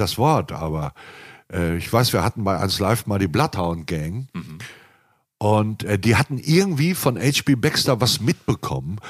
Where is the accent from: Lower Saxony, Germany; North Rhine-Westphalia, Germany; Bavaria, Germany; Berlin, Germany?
North Rhine-Westphalia, Germany; Hamm; also born or lived in Münster; Ich bin innerhalb von Hamm sehr viel umgezogen